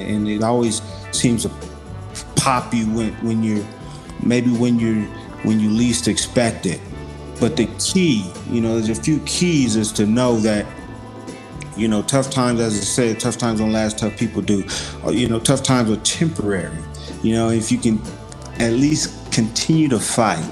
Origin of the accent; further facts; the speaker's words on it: Los Angeles, California, United States; I'm originally from South Central LA.